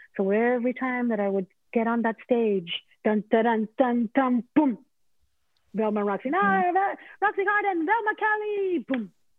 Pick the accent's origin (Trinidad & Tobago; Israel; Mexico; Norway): Mexico; moved away as an adult; now in United States; when I came over from Mexico